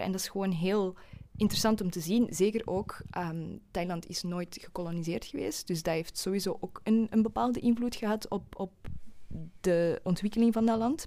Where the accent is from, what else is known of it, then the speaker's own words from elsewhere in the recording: Flanders, Belgium; accent: Flemish; Ik hoop dat mijn Vlaams accent er niet te hard gaat doorkomen.